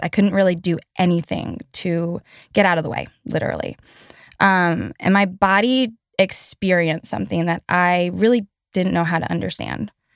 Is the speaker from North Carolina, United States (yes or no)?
yes; Asheville, North Carolina, United States; I grew up in Asheville, North Carolina